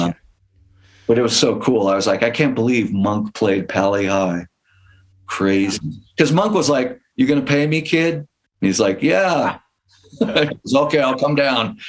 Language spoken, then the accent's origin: English; Palo Alto, California, United States; also born or lived in Mountain View; I grew up in the, in the South Bay and like Palo Alto. I was born in Mountain View